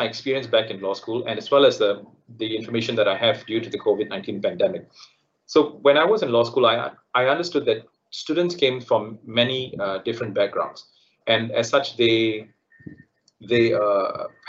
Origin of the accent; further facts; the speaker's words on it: Malaysia; also born or lived in United Kingdom; being a Malaysian, the added benefit of when we studied in the UK and returned home